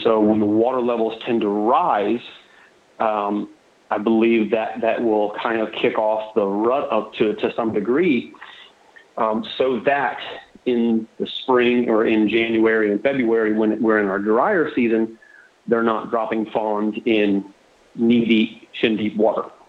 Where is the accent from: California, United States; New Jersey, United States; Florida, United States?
Florida, United States; I was born in Florida. I live on the west coast of Florida, southwest Southwest Florida. Um, I'm fourth generation Floridian or Florida cracker